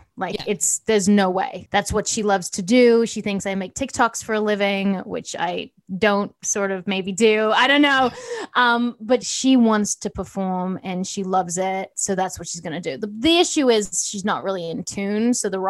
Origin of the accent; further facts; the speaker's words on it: Johannesburg, Gauteng, South Africa; born there; accent: South African/Australian/American; my parents are from South Africa. I was born in Johannesburg. I don't know if anyone really knows that. So it's like, I've got a little bit of a South African accent, Australian.